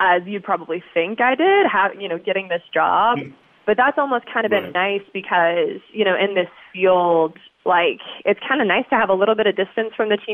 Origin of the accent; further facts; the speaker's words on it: Fayetteville, Georgia, United States; moved away as an adult; also born or lived in Pittsburgh; I'm originally from Fayetteville, Georgia, born and raised down here